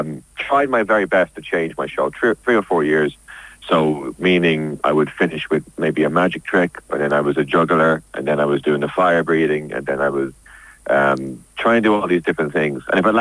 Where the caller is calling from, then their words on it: London, United Kingdom; I am calling from my boat from Paddington Basin.